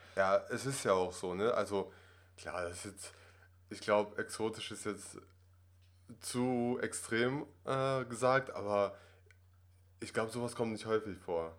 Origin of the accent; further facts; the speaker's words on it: Germany; German is a second language; also born or lived in Russia; ich bin ursprünglich aus Russland, bin in Russland aufgewachsen, sechs Jahre lang und dann hatten wir die Möglichkeit, mit der Familie nach Deutschland zu ziehen.